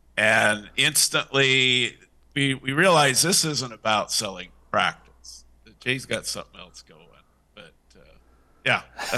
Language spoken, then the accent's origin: English; Ireland; And, you know, being an Irishman, you know, you can't pass up a free offer.